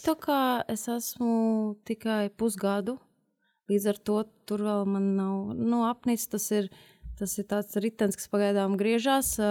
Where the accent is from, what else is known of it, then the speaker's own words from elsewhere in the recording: Liepāja, Kurzeme, Latvia; moved away as an adult; now in Riga, Latvia; kā liepainiecei